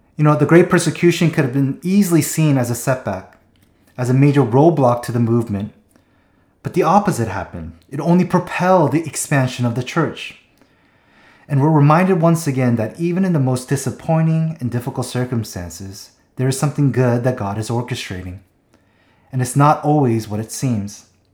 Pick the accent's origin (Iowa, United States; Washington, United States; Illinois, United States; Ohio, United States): Washington, United States; Seattle; moved away; also born or lived in Southern California; we went up to Seattle, my hometown